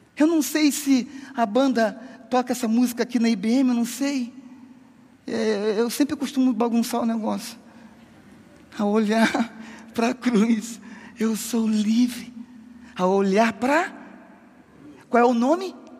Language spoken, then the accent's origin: Portuguese; Rio de Janeiro, Brazil; moved away as an adult; now in southern Brazil; Eu sou carioca e em março agora eu faço 10 anos de sul do Brasil